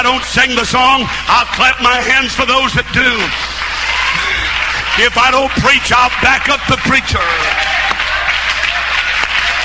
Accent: Missouri, United States; In my hometown of Missouri, it was started by Brother C.P. Kilgore, 1931.

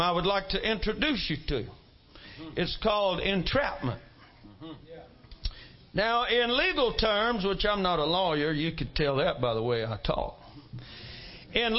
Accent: Mississippi, United States; I come from Mississippi

